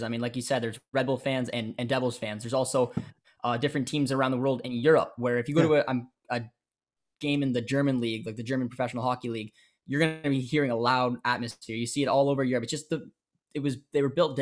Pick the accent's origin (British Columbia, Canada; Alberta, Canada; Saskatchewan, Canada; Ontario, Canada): Ontario, Canada; growing up in Canada